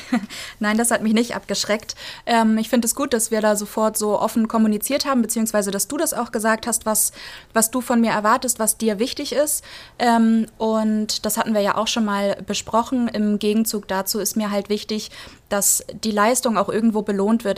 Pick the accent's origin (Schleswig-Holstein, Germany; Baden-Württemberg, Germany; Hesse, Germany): Schleswig-Holstein, Germany; Flensburg; Ich komme tatsächlich aus Flensburg